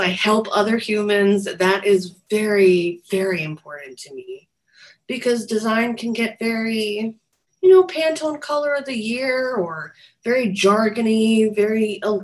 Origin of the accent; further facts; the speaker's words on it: New Jersey, United States; also born or lived in New York; I'm from New Jersey